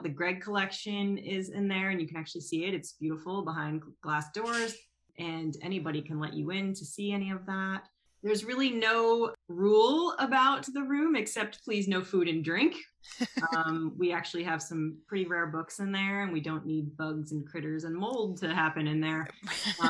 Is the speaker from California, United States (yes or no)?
no; Philadelphia, Pennsylvania, United States; moved away; I'm actually not from the area. I'm from Philadelphia.